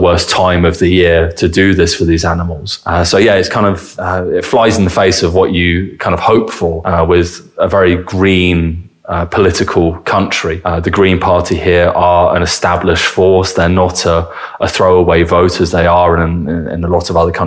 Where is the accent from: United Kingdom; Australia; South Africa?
United Kingdom; England; moved away as an adult; also born or lived in United States; now in Germany; that is not something that we're sort of raised on, I think, in England